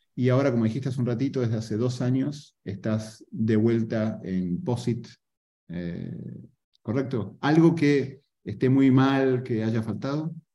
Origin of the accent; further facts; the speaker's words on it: Argentina; yo soy argentino